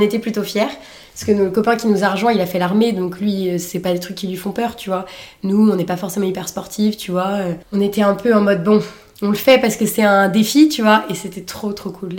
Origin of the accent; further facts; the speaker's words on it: Saint-Nazaire, Pays de la Loire, France; Je suis née à Saint-Nazaire, dans le 44